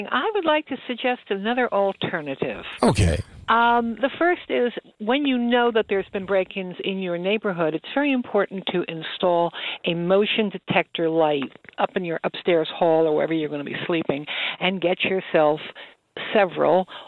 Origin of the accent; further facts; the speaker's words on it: West Amwell, New Jersey, United States; I grew up in West Amwell, and right. we had all kinds of animals, and you know we never had we had a lot of guns.